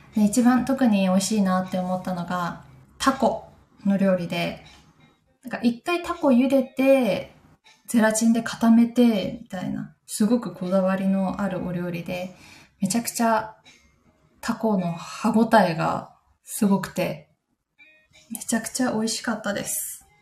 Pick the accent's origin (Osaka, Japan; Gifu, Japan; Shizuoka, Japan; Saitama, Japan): Gifu, Japan; Takayama; moved away; 私の地元の飛騨高山